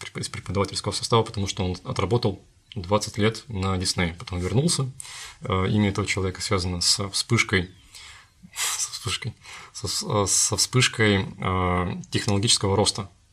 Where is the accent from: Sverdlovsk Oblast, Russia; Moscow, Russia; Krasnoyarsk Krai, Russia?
Krasnoyarsk Krai, Russia; Krasnoyarsk; moved away; мой родной город Красноярск